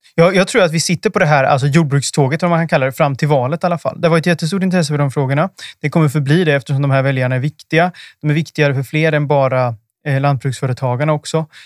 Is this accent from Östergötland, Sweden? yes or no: yes; Östergötland, Sweden; jag kommer ju från Östergötland